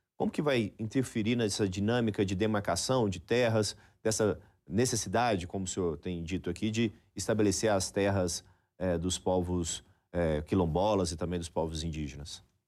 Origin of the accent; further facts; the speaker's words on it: Goiás, Brazil; eu que sou goiano